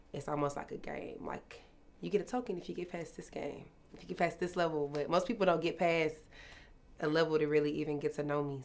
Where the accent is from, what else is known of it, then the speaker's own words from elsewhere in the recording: Dallas, Texas, United States; I'm from Dallas, Texas